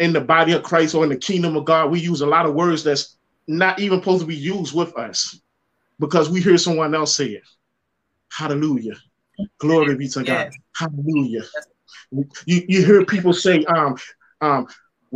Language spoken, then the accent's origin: English; Jamaica; When I grew up in Jamaica